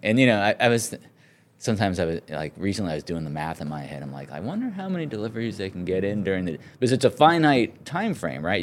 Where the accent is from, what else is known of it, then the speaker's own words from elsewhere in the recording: San Francisco, California, United States; moved away; I grew up in California and, um, in the San Francisco area.